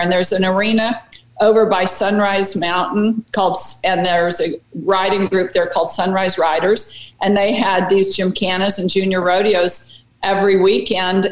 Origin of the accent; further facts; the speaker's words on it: Las Vegas, Nevada, United States; I was born in Las Vegas, and my, both of my parents at the time worked at the Nevada test site